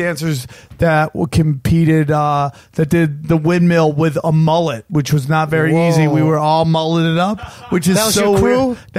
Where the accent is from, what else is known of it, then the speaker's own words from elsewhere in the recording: outside of Syracuse, upstate New York, United States; I'm from upstate New York